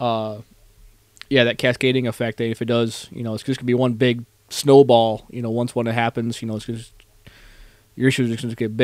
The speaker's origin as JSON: {"language": "English", "region": "Northeast", "country": "United States", "tie": "born or raised there", "moved": "yes", "said": "I grew up in the Northeast"}